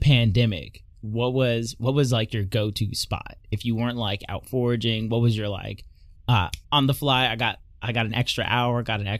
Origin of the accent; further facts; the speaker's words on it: Missouri, United States; I grew up in Missouri